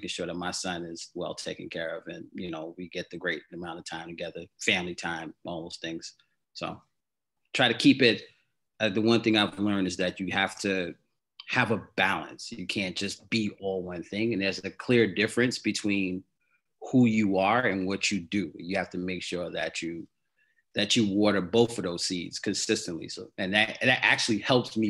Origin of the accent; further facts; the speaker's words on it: Hempstead, New York, United States; also born or lived in Brooklyn, New York; I was born in Brooklyn. I grew up in Hempstead, New York on Long Island.